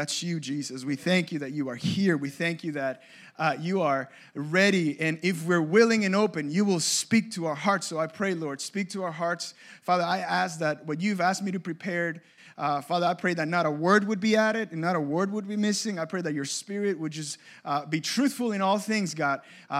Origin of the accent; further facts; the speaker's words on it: Cape Coral, Florida, United States; But I grew up in Cape Coral.